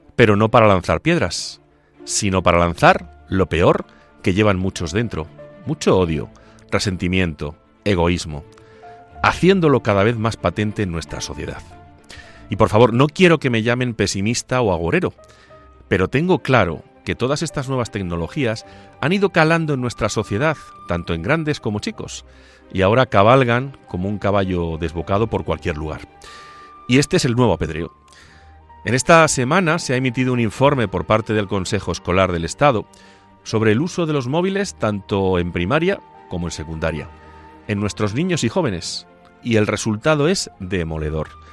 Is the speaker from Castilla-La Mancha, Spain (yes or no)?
yes; Ciudad Real province, Castilla-La Mancha, Spain; now in Boadilla del Monte, Spain; cuando era niño y correteaba por las calles de mi pueblo o por las calles de la capital de la provincia, de Ciudad Real